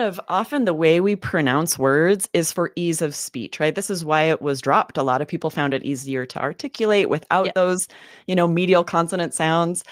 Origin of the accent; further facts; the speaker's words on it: the Northwest, Pacific Northwest, United States; I grew up in the Northwest